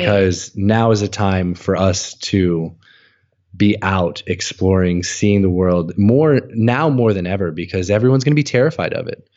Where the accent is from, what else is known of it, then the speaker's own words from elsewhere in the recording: United States; moved away; also born or lived in Hanoi, Vietnam; growing up as an American, we hear a lot about the war